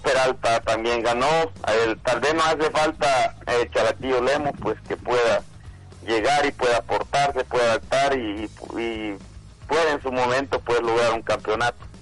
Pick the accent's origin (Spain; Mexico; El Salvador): El Salvador; nosotros como salvadoreños